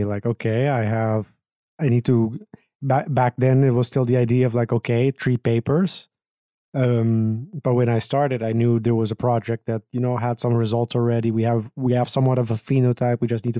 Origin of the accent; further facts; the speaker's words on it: Aruba; I was born in Aruba in 1992.